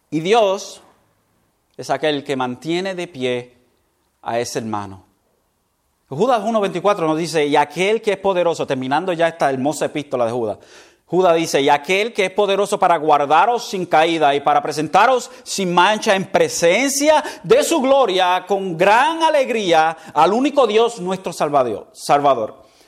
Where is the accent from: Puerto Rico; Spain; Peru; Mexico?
Puerto Rico; nosotros como puertorriqueños